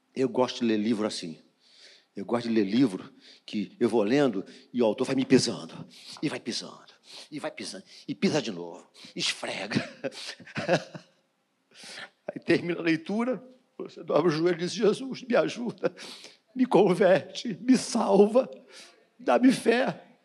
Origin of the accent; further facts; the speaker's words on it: Brazil; nascido e criado no Jardim Metrópolis